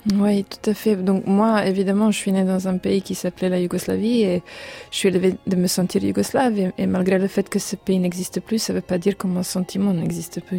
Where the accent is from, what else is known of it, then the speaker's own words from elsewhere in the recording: Serbia; chez nous en Serbie